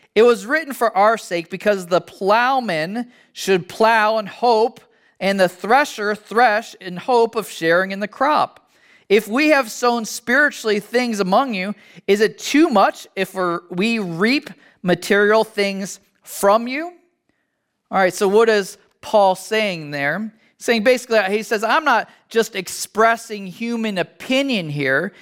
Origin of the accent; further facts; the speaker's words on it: United States; as an American